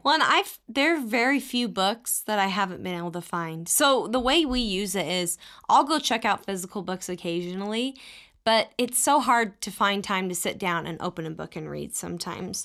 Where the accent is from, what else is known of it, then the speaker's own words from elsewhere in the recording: Texas, United States; moved away as an adult; when I was growing up in Texas